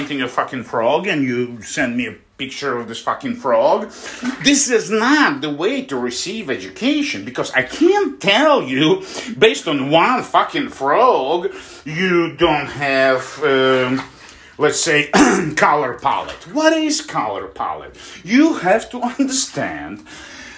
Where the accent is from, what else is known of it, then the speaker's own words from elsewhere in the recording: Russia; moved away; also born or lived in Poland; my hometown, which is like 2,000 miles, you know, away from Moscow